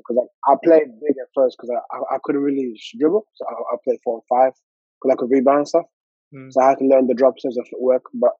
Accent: Armadale, Western Australia, Australia; It was like a little community there. It was called Armadale Lions.

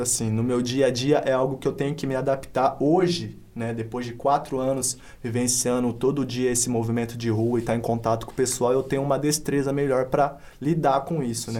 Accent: Paulínia, São Paulo, Brazil; Sou natural aqui de Paulínia, tenho 23 anos atualmente

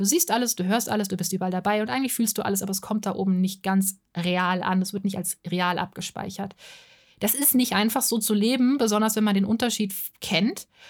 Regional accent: Offenbach am Main, Hesse, Germany; Ich bin in Offenbach am Main geboren. Das ist in der Nähe von Frankfurt am Main, ziemlich nah dran, in Hessen

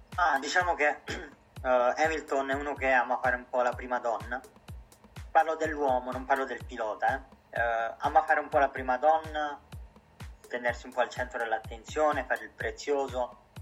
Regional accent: Italy; come tutti gli italiani

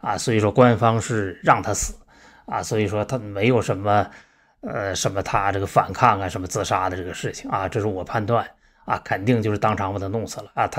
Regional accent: China; 那我们中国人呢是被杀了，这二十年算一代的话，这两千来年啊，被我们被杀了将近一百代了。

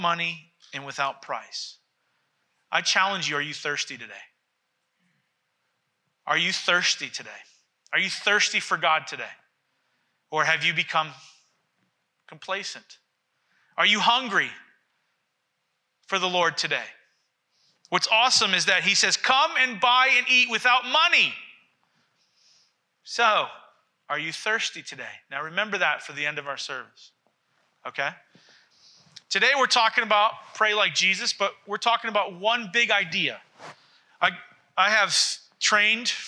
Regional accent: Massachusetts, United States; I grew up in Massachusetts

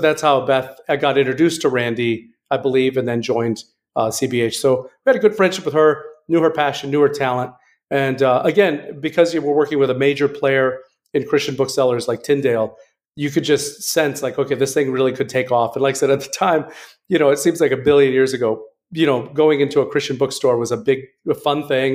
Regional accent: West Michigan, United States; I'm from West Michigan

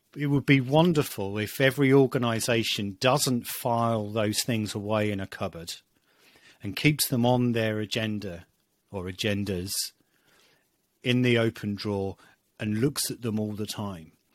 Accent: United Kingdom; being British

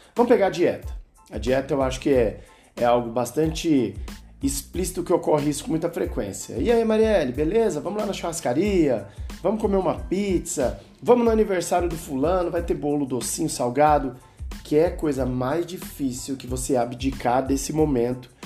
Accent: Brazil; como brasileiro

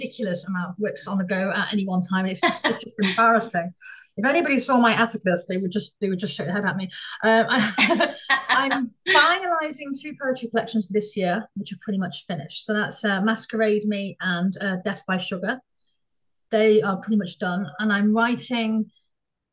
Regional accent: Oxford, South East England, United Kingdom; moved away as an adult; now in Stuttgart area, Germany; I live in South Germany, but I'm originally from Oxford

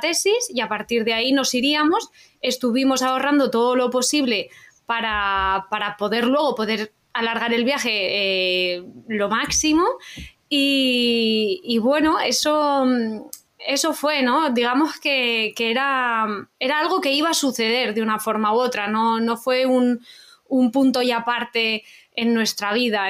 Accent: Utiel, Valencian Community, Spain; Nosotros somos de Utiel, de Valencia

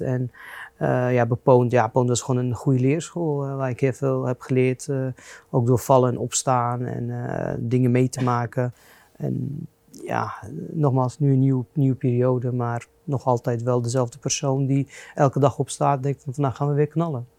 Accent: Lebanon; now in Netherlands; Ik ben in Libanon geboren en opgegroeid in burgeroorlog

